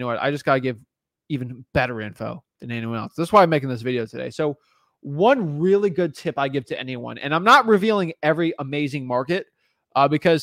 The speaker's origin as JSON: {"language": "English", "region": "Florida", "country": "United States", "said": "My home state"}